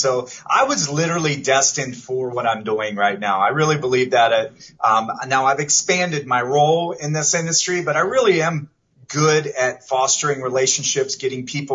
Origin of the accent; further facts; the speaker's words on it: Canton, Ohio, United States; moved away as an adult; I was born and raised in Canton, Ohio. I lived there until I graduated high school, and then I took off for my adventure through the world